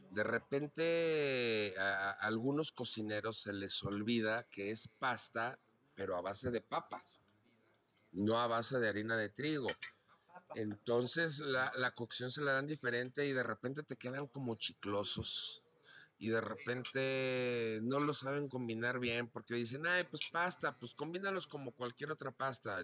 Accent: León, Guanajuato, Mexico; moved away; yo que crecí en León

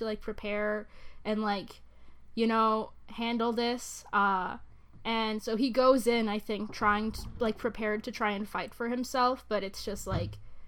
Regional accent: United States; I am American

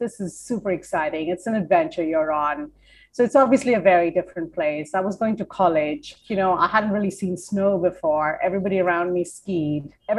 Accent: India; now in United States; Yes, I am from India. My first foot into the U.S. was Vermont.

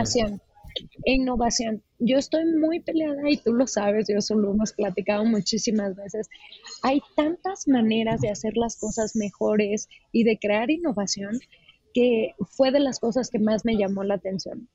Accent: Uruapan, Michoacán, Mexico; Soy de Uruapan, Michoacán

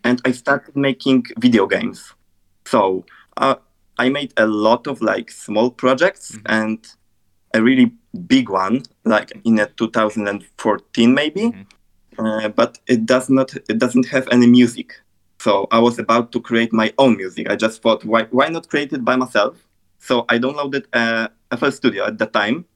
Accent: Poland; I'm a music producer, graphic designer, and a YouTuber from Poland.

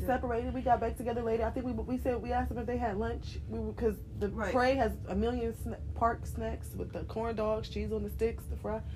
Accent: Cleveland, Ohio, United States; we're from Cleveland

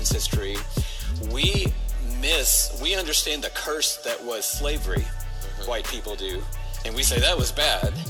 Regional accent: Atlanta, Georgia, United States; grow up in Atlanta

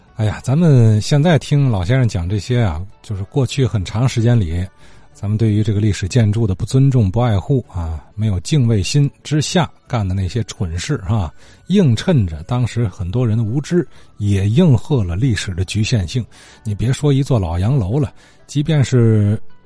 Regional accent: Qingdao, Shandong, China; 咱们家乡

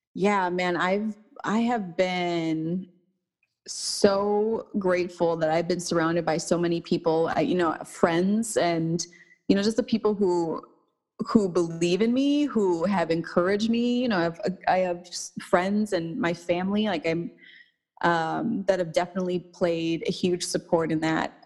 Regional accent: St. Paul, Minnesota, United States; now in Los Angeles, United States; I was born and raised in Minnesota, um, in St. Paul

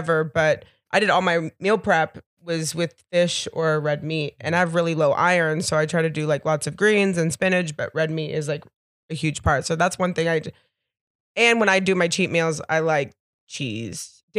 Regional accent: North Carolina, United States; I'm from North Carolina.

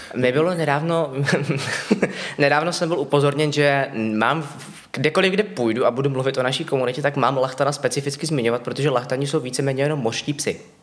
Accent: Ostrava, Moravian-Silesian Region, Czechia; moved away as an adult; now in Prague, Czech Republic; původně z Ostravy a ano. do Prahy jsem se přestěhoval krátce po tom, co jsem získal titul.

